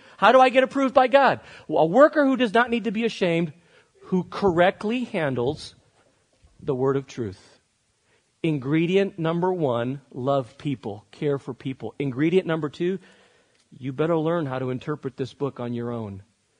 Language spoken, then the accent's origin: English; Barcelona, Catalonia, Spain; moved away as an adult; Many of you know that I grew up in Spain. I lived there till I was 18 years old in Barcelona. The minute you know that about me, you actually begin to understand me more. I am culturally more Spanish and European than I am American.